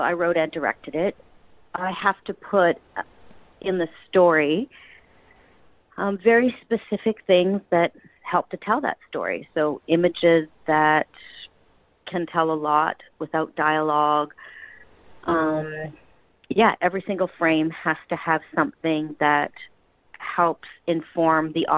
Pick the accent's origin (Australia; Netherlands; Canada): Canada; Vancouver, British Columbia; This is my hometown